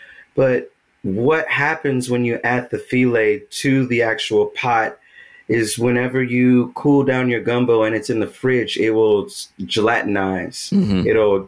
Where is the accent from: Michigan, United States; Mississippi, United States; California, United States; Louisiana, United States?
Louisiana, United States; Hilleryville; Hilleryville is a very, very small incorporated town in the Atchafalaya Basin of Louisiana.